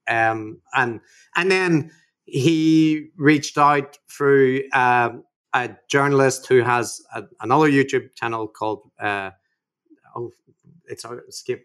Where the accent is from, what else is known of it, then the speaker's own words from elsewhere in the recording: Belfast, Northern Ireland, United Kingdom; growing up in, in Belfast during the Troubles